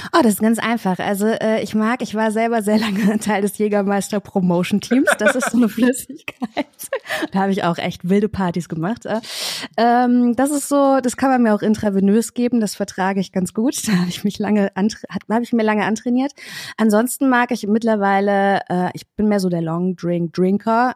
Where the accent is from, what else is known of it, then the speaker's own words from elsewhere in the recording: Kassel, Hesse, Germany; moved away as an adult; now in Berlin, Germany; Ich komme ursprünglich aus Kassel